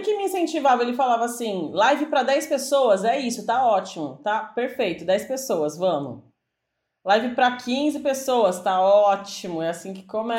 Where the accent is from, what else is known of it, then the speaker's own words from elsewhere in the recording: São Paulo, Brazil; Aqui em São Paulo, que a gente é de São Paulo